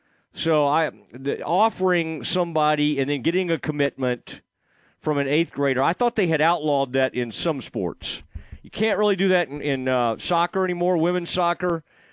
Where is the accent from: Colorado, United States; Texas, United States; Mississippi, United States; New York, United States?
Texas, United States; Kaufman; I'm from Kaufman County, from Kaufman High School.